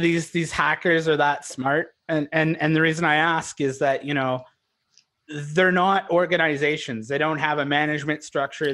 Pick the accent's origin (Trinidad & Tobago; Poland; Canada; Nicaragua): Canada; also born or lived in Vancouver; We're Canadian